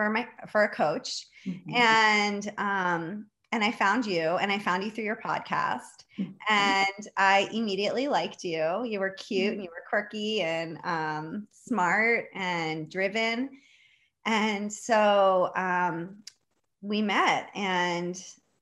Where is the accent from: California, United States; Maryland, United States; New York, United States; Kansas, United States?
Maryland, United States; Baltimore; So I am a Baltimore native. I grew up in Baltimore, Maryland, and did all of my education here